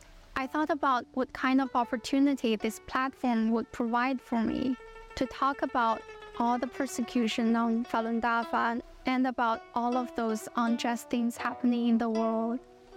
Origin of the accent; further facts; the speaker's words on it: Qingdao, Shandong, China; moved away; I'm originally from Qingdao, China. I'm currently at Northwestern University. I'm a PhD student in communication science and disorders.